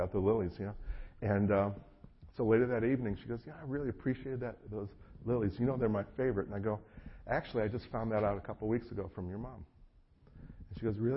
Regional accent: North Carolina, United States; being an American

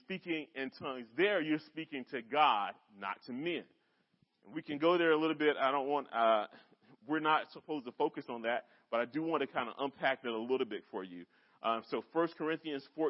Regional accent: North Carolina, United States; also born or lived in Bedford; now in Lynchburg, United States; I'm from North Carolina

